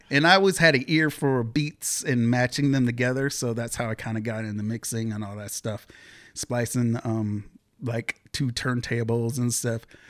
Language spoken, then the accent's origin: English; Beaverton, Oregon, United States; born or raised there; also born or lived in Seattle, Washington / Portland, Oregon